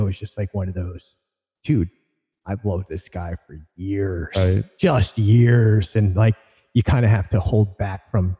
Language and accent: English; Philadelphia, Pennsylvania, United States; Holly and I grew up in Philadelphia.